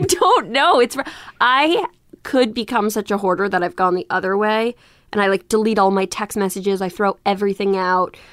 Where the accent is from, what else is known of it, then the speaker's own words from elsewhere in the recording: New York, United States; I grew up in Soho in New York before it was what we know it to be